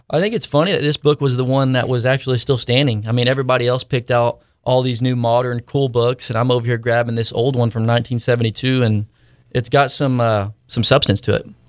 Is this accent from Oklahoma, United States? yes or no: yes; Hartshorne, Oklahoma, United States; I grew up in a town called Hartshorn, Oklahoma